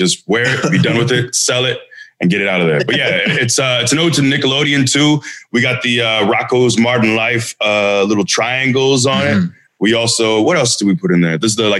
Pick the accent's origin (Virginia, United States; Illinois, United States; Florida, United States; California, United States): Florida, United States; Tampa; I'm from born and raised in Tampa. And I went to Wharton. I was Wharton Wildcat.